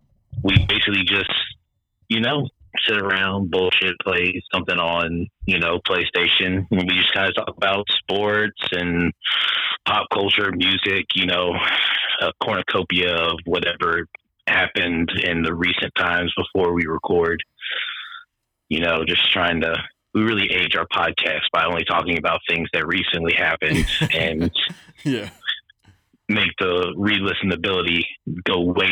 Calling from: Raleigh-Durham area, North Carolina, United States; I am currently calling from the Raleigh-Durham area in North Carolina.

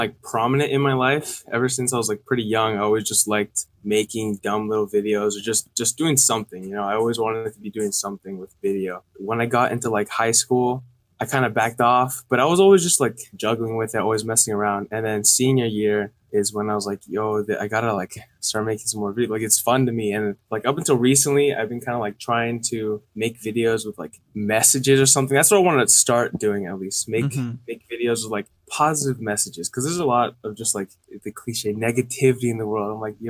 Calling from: California, United States

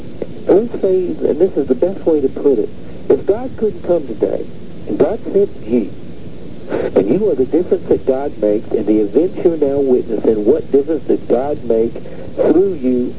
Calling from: Austin, Utah, United States; I'm from Austin, Utah.

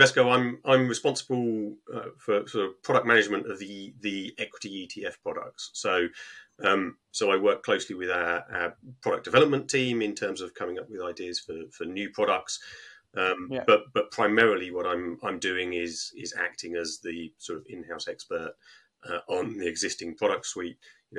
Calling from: Harpenden, East of England, United Kingdom; Just outside of London, Harpenden.

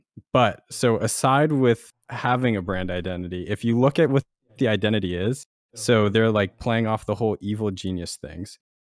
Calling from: Washington, District of Columbia, United States; Washington, D.C. area.

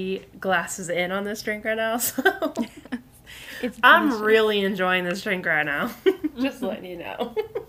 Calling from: Rhode Island, United States; because I'm actually recording from Rhode Island. What's up? What's up, Rhode Island?

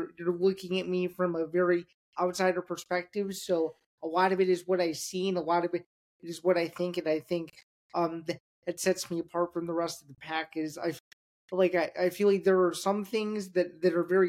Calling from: Downers Grove, Illinois, United States; I'm joining you today from the suburbs of Chicago. It's a town called Downers Grove, Illinois, about 45 minutes outside of the city

